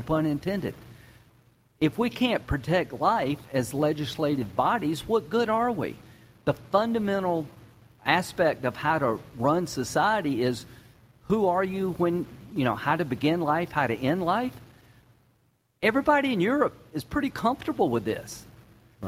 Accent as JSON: {"language": "English", "region": "South Carolina", "country": "United States", "said": "I'm from South Carolina"}